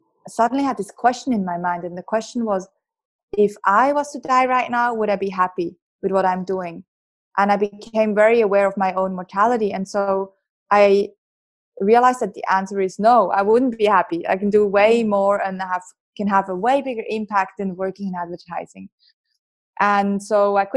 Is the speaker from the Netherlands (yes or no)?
no; Switzerland; accent: Swiss; moved away as an adult; also born or lived in Geneva, Switzerland; now in Australia; I grew up in Switzerland